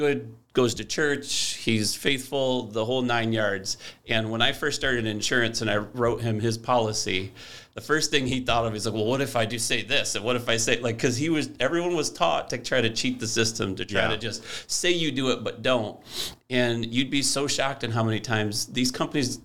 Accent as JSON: {"language": "English", "town": "Grand Rapids", "region": "Michigan", "country": "United States", "tie": "born or raised there", "said": "we've grew up in Grand Rapids"}